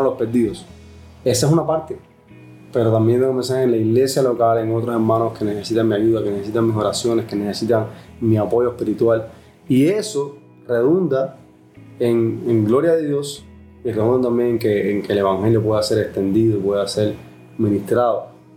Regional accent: Cuba; somos cubanos y si estamos adaptados a que la gente nos ayude por la situación en nuestro país

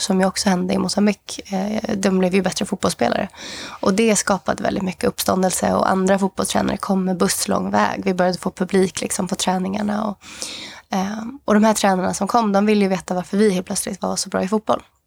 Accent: Sweden; also born or lived in Mozambique; jag som var svensk

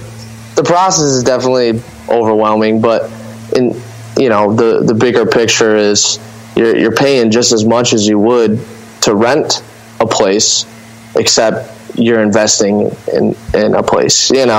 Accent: Lambertville, Michigan, United States; also born or lived in Toledo; I was born in Toledo and raised in Lambertville, Michigan, which is like, you know, I could stand in Lambertville and throw a rock south and there's Toledo.

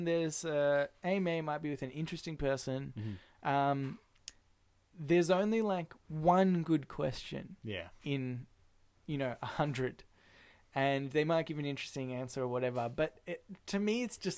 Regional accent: Australia

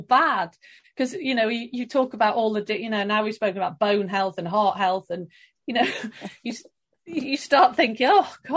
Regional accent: London, United Kingdom; moved away as an adult; also born or lived in Stockholm, Sweden; now in Sweden; I am British. I'm from London, now living outside Stockholm.

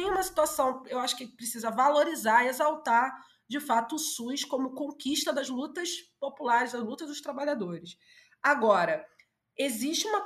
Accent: Brazil; porque eu cresci na Zona Norte

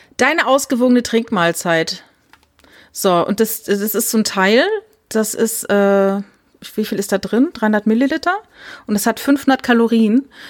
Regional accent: Saarland, Germany; Also ich komme ja aus dem Saarland

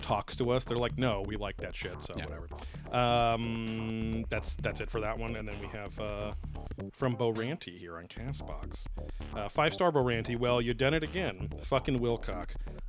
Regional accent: Philippines; I'm Filipino.

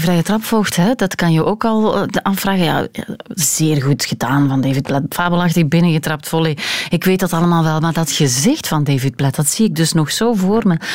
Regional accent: Hamme, Flanders, Belgium; Ik ben ehm, opgegroeid in Hamme, waar uh, Dender, eh, wat zeg ik, waar eh, Schelde en Durme samenvloeien.

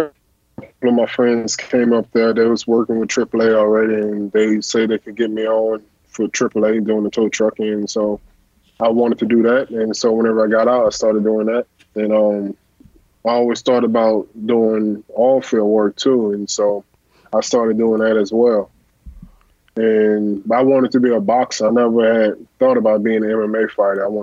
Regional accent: Katy, Texas, United States; I was from Katy, Texas

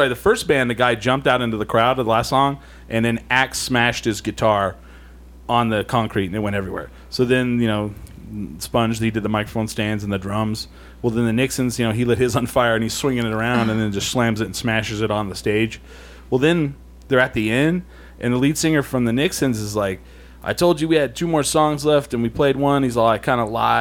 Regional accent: Albuquerque, New Mexico, United States; we're from Albuquerque

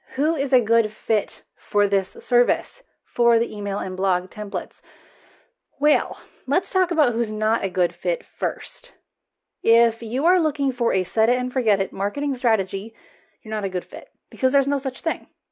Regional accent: United States; accent: American; I am American

